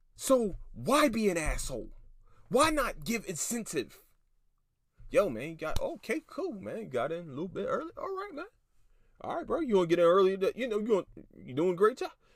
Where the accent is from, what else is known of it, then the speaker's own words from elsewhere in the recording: Philadelphia, Pennsylvania, United States; I'm from Philadelphia, Pennsylvania